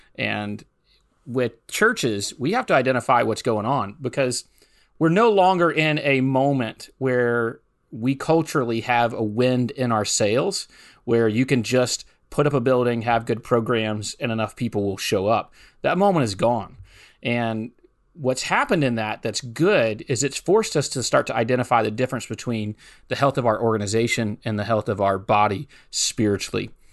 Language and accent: English; Hattiesburg, Mississippi, United States; moved away as an adult; also born or lived in New Orleans, Louisiana; I grew up in South Mississippi, just ninety miles northeast of New Orleans, Louisiana, in a city called Hattiesburg, Mississippi